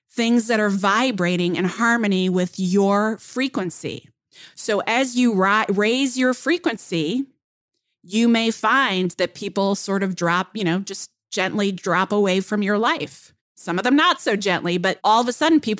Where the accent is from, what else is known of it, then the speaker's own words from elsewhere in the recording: Kenya; first language Luo; English is a second language; because in my native uh, language or in my mother tongue, which is Luo